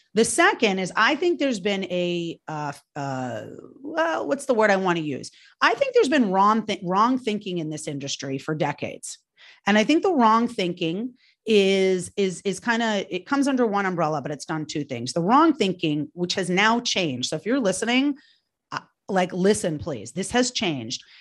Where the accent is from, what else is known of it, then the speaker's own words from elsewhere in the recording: New York, United States; moved away; I, I'm from New York originally